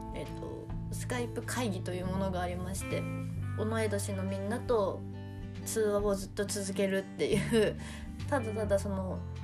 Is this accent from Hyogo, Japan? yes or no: no; Kushiro, Hokkaido, Japan; moved away as an adult; now in Tokyo, Japan; 地元北海道釧路にいる時に誕生日何してたかなって思うとうんお母さんとトイザらスに行ったりとかしてました